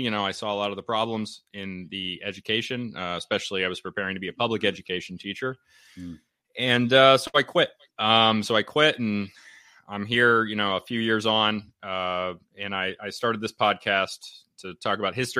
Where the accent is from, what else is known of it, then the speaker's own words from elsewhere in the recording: Connecticut, United States; also born or lived in North Carolina / Indonesia; So I'm from Connecticut, up here in New England.